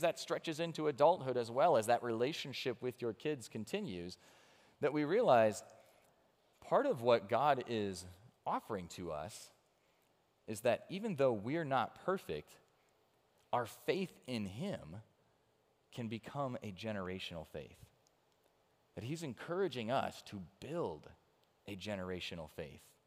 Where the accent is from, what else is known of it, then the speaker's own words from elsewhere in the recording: Chicago, Illinois, United States; now in Cincinnati, United States; I grew up around Chicago